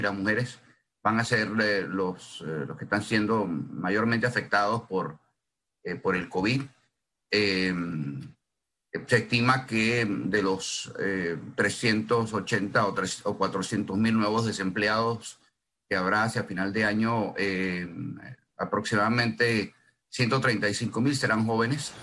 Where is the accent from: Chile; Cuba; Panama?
Panama; nosotros acá como panameños